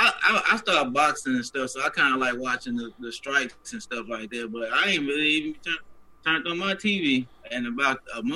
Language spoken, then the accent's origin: English; Little Rock, Arkansas, United States; I'm from Little Rock, so I know some of these folks.